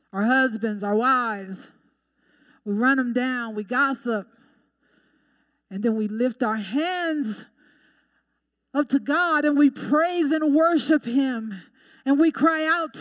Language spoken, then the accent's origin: English; Colorado, United States; also born or lived in Texas; I grew up in Colorado, but my parents are from Texas, and I lived in Texas for a little bit